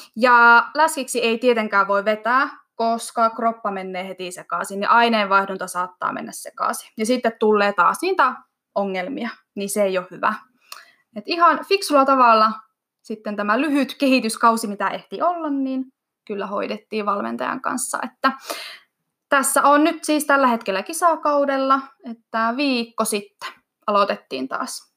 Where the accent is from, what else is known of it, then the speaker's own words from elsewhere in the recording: Iisalmi, North Savo, Finland; now in Kajaani, Finland; mä oon kotoisin Iisalmesta